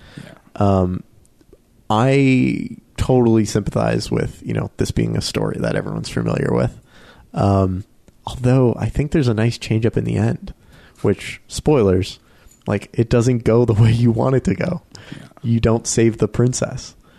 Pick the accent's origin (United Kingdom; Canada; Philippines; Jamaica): Canada; We're so Canadian.